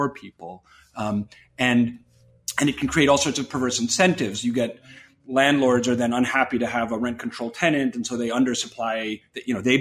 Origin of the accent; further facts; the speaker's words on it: New York, United States; I grew up in New York